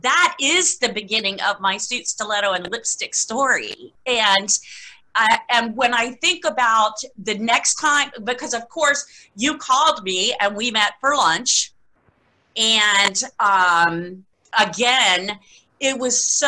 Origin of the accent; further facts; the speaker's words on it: Key West, Florida, United States; I was born and raised in Key West, Florida. I'm what they call a conk